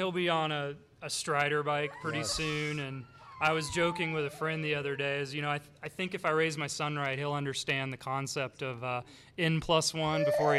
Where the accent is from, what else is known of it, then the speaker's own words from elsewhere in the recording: Athens, Georgia, United States; moved away; grew up, born and raised in Georgia.